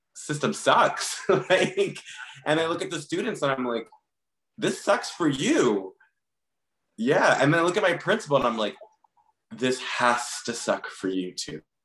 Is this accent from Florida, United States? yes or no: yes; Miami, Florida, United States; moved away; I grew up in Miami.